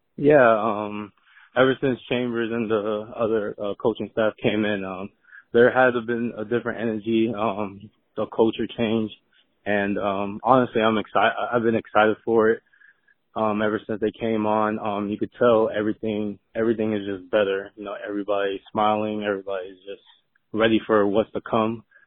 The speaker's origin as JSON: {"language": "English", "town": "Miami", "region": "Florida", "country": "United States", "moved": "yes", "said": "I'm from Miami"}